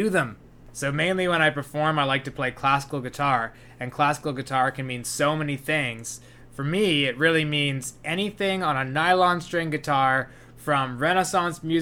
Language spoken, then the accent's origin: English; Burnaby, British Columbia, Canada; also born or lived in New Westminster / Victoria; I grew up in Burnaby